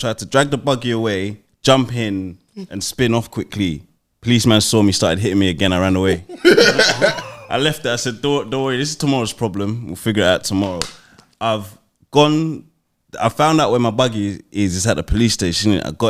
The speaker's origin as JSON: {"language": "English", "region": "London", "country": "United Kingdom", "said": "I'm from South. I'm from Waterloo."}